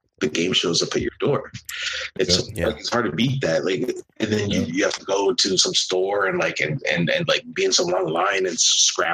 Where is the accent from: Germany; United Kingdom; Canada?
Canada; growing up in Canada